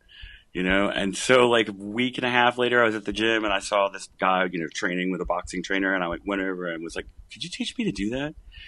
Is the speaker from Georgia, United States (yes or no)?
yes; Columbus, Georgia, United States; now in Athens, United States; And you have my hometown to thank for that.